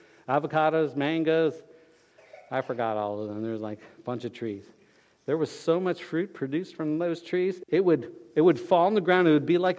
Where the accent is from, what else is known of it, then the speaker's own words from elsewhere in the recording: Fort Lauderdale, Florida, United States; we were growing up in Fort Lauderdale